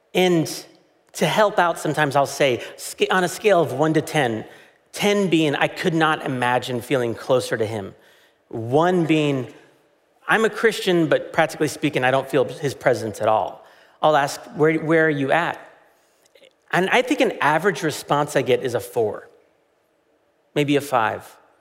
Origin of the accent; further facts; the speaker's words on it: United States; as an American